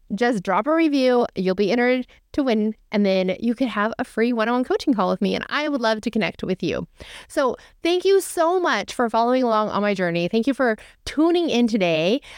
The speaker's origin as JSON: {"language": "English", "region": "California", "country": "United States", "tie": "born or raised there", "said": "I was born and raised in California. I am a California girl."}